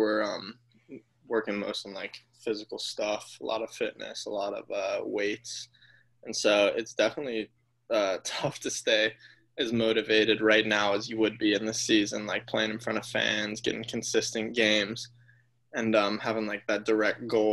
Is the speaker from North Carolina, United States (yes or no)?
yes; Charlotte, North Carolina, United States; also born or lived in Nashville, Tennessee; now in Atlanta, United States; I was born in Nashville, Tennessee, and then when I was young, I moved to Charlotte, North Carolina